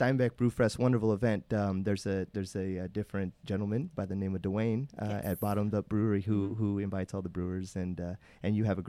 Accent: Salinas, California, United States; I grew up in Salinas. I'm from Salinas.

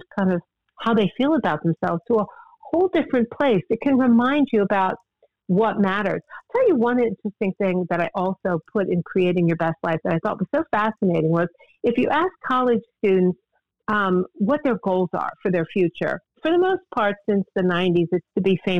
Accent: United States; I grew up in Washington

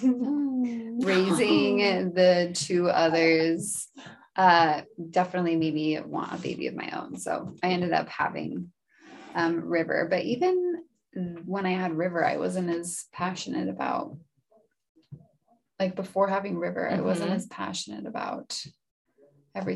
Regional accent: Spokane Valley, Washington, United States; I was born in Spokane Valley

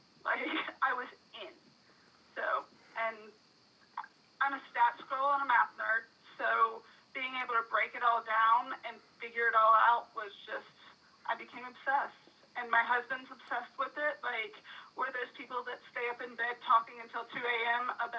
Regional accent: Florida, United States; born there; also born or lived in West Virginia; I was born in South Florida, so we were Dolphins fans. And then I did a stint in West Virginia

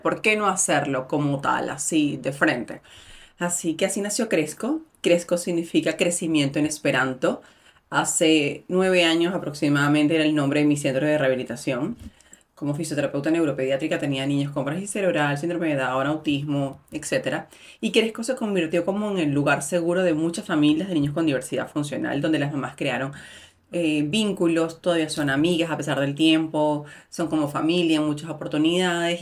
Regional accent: Venezuela; moved away; soy mujer, migrante, venezolana

